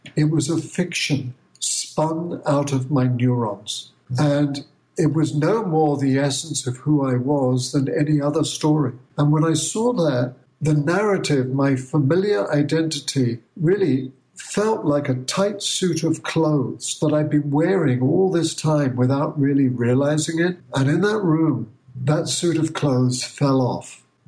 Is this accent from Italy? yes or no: no; Bath, South West England, United Kingdom; moved away as an adult; now in United States; my hometown of Bath in England